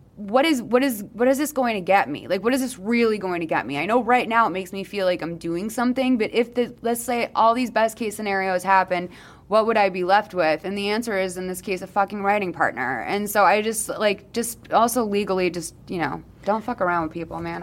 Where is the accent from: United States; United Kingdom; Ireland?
United States; Boston, Massachusetts; now in New York, United States; I'm from Boston